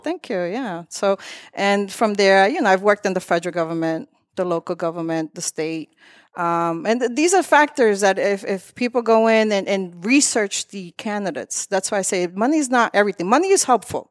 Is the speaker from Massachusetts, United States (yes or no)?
yes; Lawrence, Massachusetts, United States; also born or lived in Methuen, Massachusetts; I was born in Methuen, uh, raised in Lawrence all my life, but my parents came here from the Dominican Republic